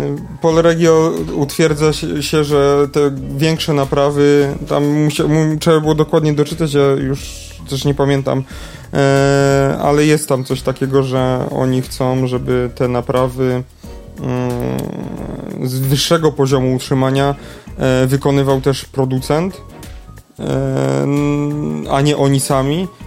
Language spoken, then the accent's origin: Polish; Lesser Poland, Poland; tu u nas w Małopolsce